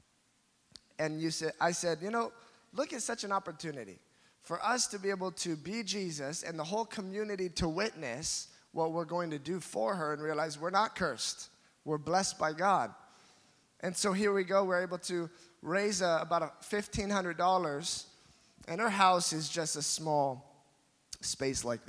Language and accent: English; Fort Dodge, Iowa, United States; moved away as an adult; now in Philippines; I'm from Fort Dodge, Iowa